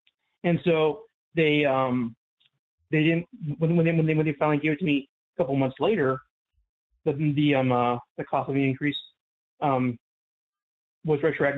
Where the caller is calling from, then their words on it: St. Louis, Missouri, United States; from St. Louis. Out of Progressive Law 41.